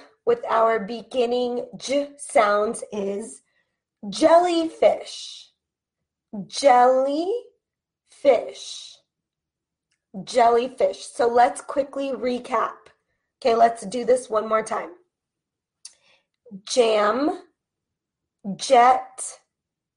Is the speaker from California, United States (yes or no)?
yes; California, United States; accent: California; with my accent being from California